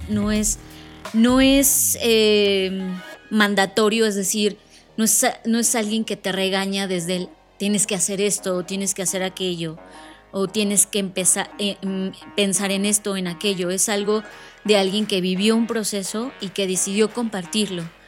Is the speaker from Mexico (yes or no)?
yes; Mexico; como mexicanos